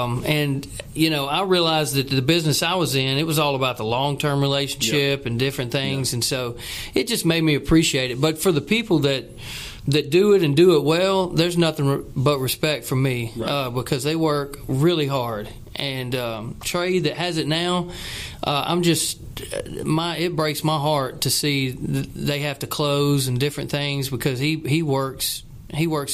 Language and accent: English; Spring Hill, United States; I grew up in Spring Hill again, and there's nothing to do there